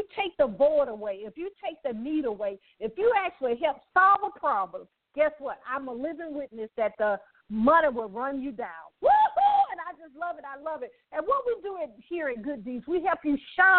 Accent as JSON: {"language": "English", "town": "Birmingham", "region": "Alabama", "country": "United States", "tie": "born or raised there", "said": "I did grow up in poverty in Birmingham, Alabama"}